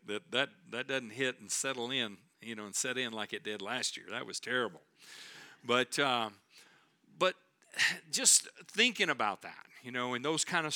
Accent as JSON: {"language": "English", "region": "Texas", "country": "United States", "said": "we're from Texas"}